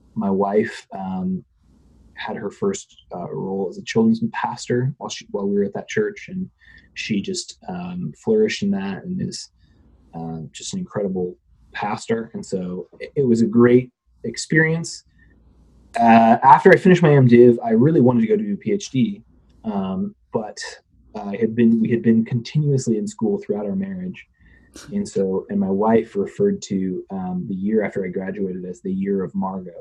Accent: Phoenix, Arizona, United States; moved away; I grew up out west in Phoenix area, suburbs of Phoenix

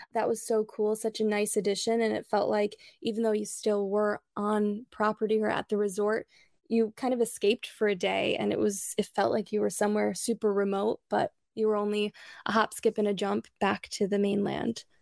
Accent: Midwest, United States; moved away as an adult; also born or lived in Michigan / Illinois / Chicago; now in Sarasota, United States; we're both born and raised in the Midwest

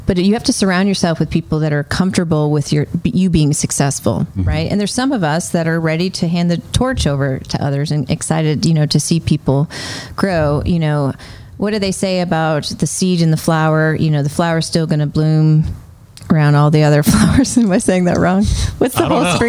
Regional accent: New England, United States; I'm from New England.

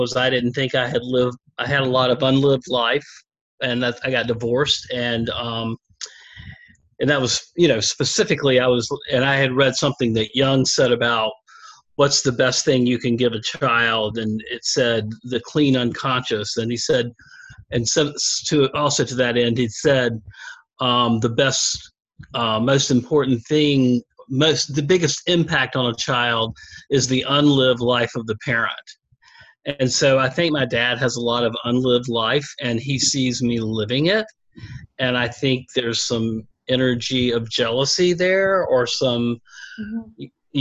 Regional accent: the South, United States; accent: southern; my southern accent

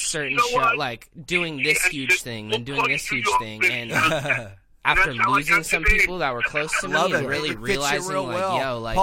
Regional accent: Seattle, Washington, United States; I'm from Seattle, Washington, specifically out of Pioneer Square

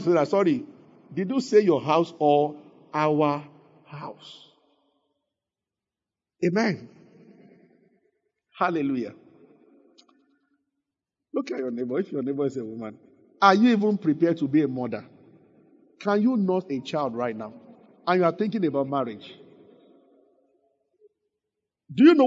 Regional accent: Abeokuta, Ogun State, Nigeria; I grew up in Abeokuta

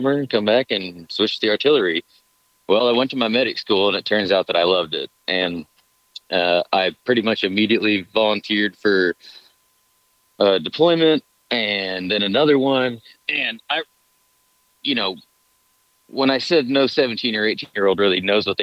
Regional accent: United States; also born or lived in Montana / Wyoming / Colorado / North Dakota; now in Starkville, United States; I was born in Montana. I grew up in Wyoming and Colorado. I lived in North Dakota a little bit

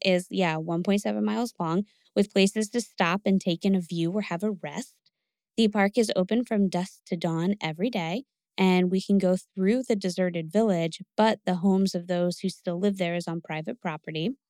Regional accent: Connecticut, United States; Growing up in Connecticut

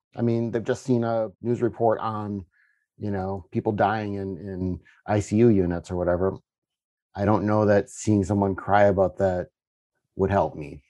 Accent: Upper Midwest, United States; I'm from the Upper Midwest

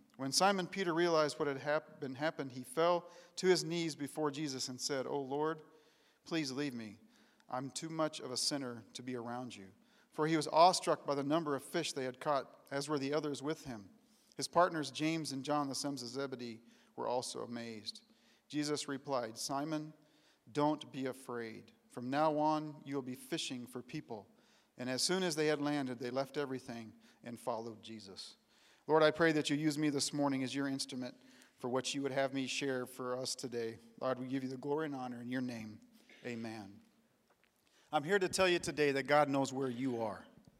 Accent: Tanzania; also born or lived in Kenya; I grew up in East Africa in the country of Tanzania and Kenya.

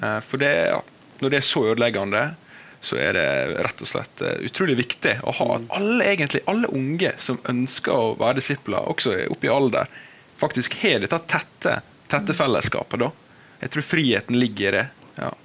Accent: Volda, Møre og Romsdal, Norway; moved away as an adult; now in Bergen, Norway; er jeg fra Volda, på det vakre Sunnmøre. Nydelig. Og eh, jeg vokste opp

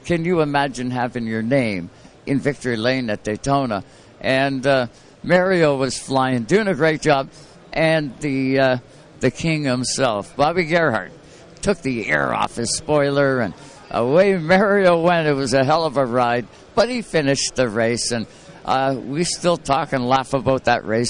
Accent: Canada; I'm from Canada.

